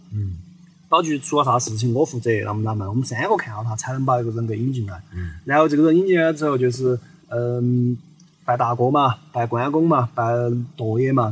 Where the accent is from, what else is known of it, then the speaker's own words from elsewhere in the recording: Sichuan, China; accent: Sichuanese; 就是我们四川话说的坨子